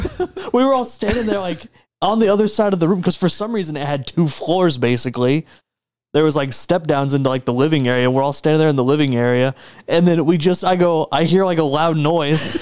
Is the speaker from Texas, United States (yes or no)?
yes; Texas, United States; I'm a Texan